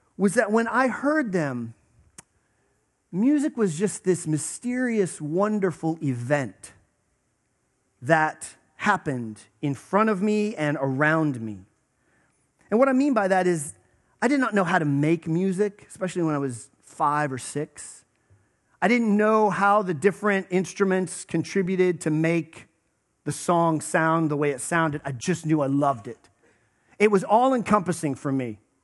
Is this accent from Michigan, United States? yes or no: no; Western Pennsylvania, United States; I grew up in Western Pennsylvania